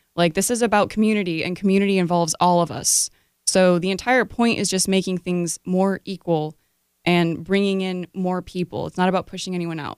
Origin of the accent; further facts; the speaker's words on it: Rochester, New York, United States; I was born in Rochester, New York